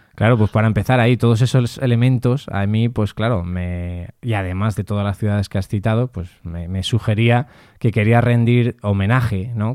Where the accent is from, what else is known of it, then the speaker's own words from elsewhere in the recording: Castilla-La Mancha, Spain; nosotros somos manchegos también, tanto Mario Mora como yo